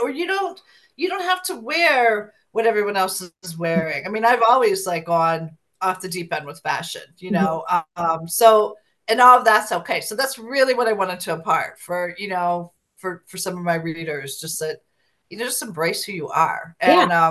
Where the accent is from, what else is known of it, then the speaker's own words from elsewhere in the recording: Ohio, United States; moved away; I went back to my hometown of Ohio because I had a high school reunion I had to attend.